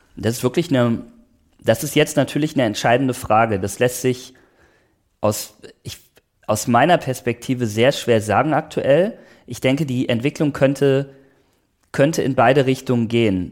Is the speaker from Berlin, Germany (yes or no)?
no; Oberbergischer Kreis, North Rhine-Westphalia, Germany; now in Potsdam, Germany; Das ist auch die Region, wo ich herkomme, im Oberbergischen äh, Kreis, im, im Nordrhein-Westfalen